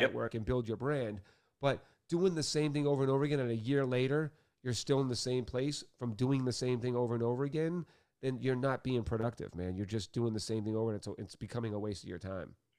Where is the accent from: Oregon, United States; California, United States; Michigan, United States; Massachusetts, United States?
Massachusetts, United States; Boston; I grew up Irish Catholic in Boston